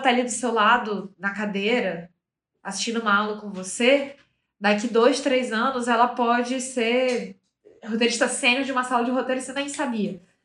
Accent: Manaus, Amazonas, Brazil; moved away as an adult; now in São Paulo, Brazil; uma adolescente que foi nascida e criada em Manaus. Para quem não sabe, eu sou de lá, mas moro em São Paulo já há seis anos

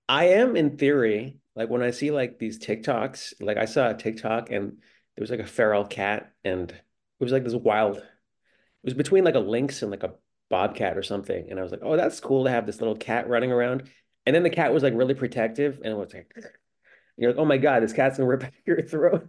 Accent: New Hampshire, United States; moved away; I grew up in New Hampshire.

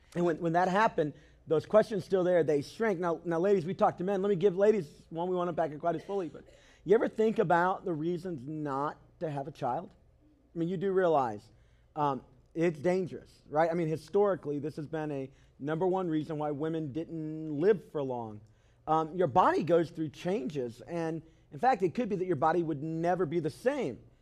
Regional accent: Cleveland, Tennessee, United States; Where I'm from, I was raised mostly in Cleveland, Tennessee

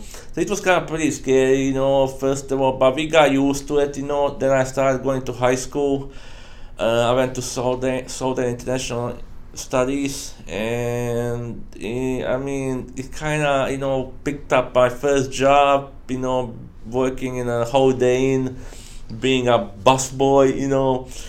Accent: Dubrovnik, Dubrovnik-Neretva County, Croatia; English is a second language; also born or lived in Trebinje, Bosnia and Herzegovina / Germany; now in St. Louis, United States; was born in Dubrovnik, so basically we had a house in Dubrovnik and Trebinje. So most of my time I lived in Dubrovnik, went to school and all that, you know.

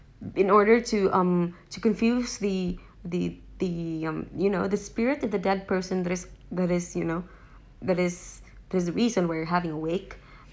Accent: Visayas, Philippines; moved away; We have different languages, and this one is a Tagalog language, and I'm from Visaya.

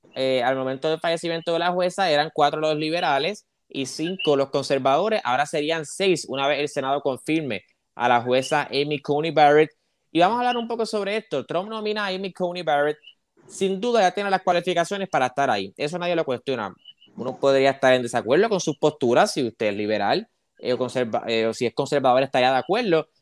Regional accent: Arecibo, Puerto Rico; also born or lived in Camuy; soy de Arecibo y Camuy

